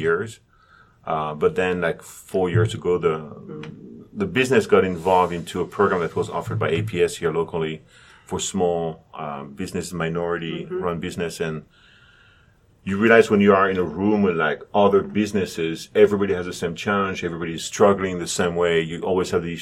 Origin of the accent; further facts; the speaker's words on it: France; now in United States; I'm originally from France, but I was telling my students this morning that I have spent more time my life here in the U.S. than I've in France